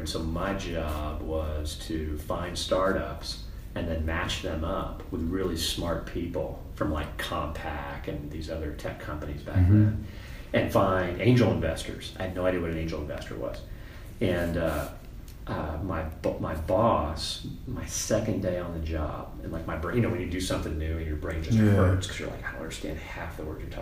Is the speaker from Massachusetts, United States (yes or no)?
yes; Boston, Massachusetts, United States; moved away; I grew up in Boston